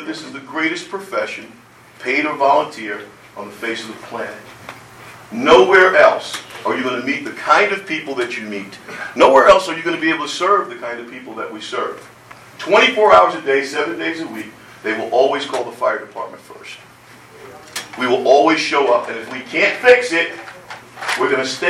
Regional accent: Jersey City, New Jersey, United States; I grew up in Jersey City, 1964.

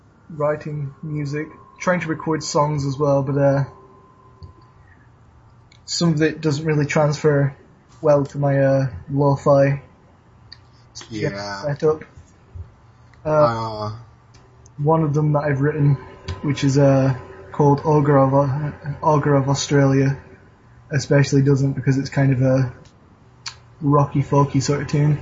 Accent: Scotland, United Kingdom; accent: Northern English; moved away; I'm a Scottish expatriate that adopted a very convincing Northern accent, I like to think.

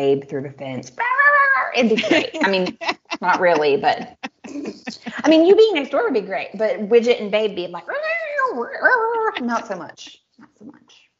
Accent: United States; also born or lived in Germany; now in Czech Republic; as an American

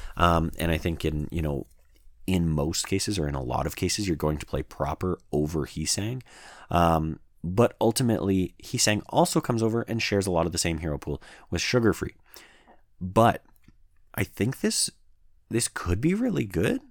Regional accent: Canada; As a Canadian

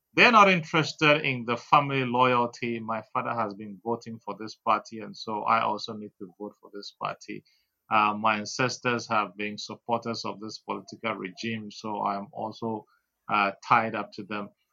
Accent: Keta, Volta, Ghana; I am a Ghanaian, full blooded Ghanaian, born in Keta.

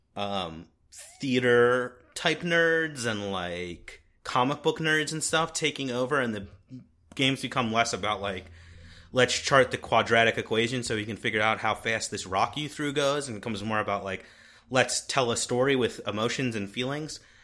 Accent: Philadelphia, Pennsylvania, United States; We're from Philadelphia. We're recording in Philadelphia right now

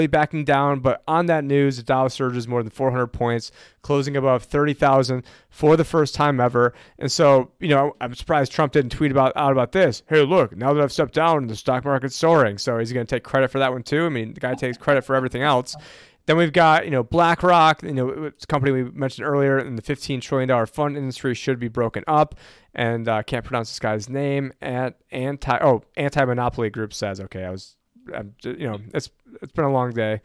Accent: Syracuse, New York, United States; moved away; I'm originally from Syracuse, New York

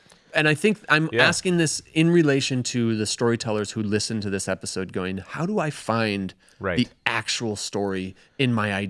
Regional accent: Sun Prairie, Wisconsin, United States; I'm familiar with tracty because I grew up in Sun Prairie

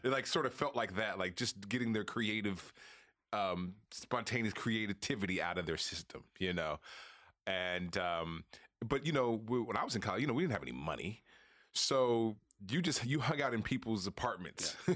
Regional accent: Oakland, California, United States; moved away; growing up in Oakland

